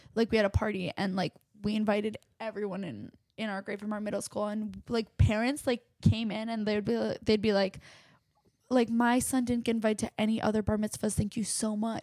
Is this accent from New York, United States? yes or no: yes; Westchester, New York, United States; also born or lived in Chappaqua, New York; I grew up in Westchester, New York